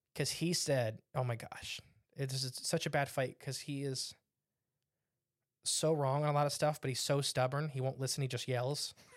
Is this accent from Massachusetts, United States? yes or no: no; Northwest Ohio, United States; we're from Northwest Ohio